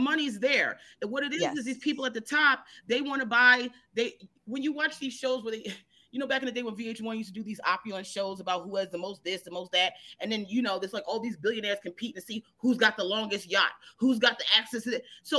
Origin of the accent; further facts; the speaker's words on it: Baltimore, Maryland, United States; Baltimore? Baltimore, honey.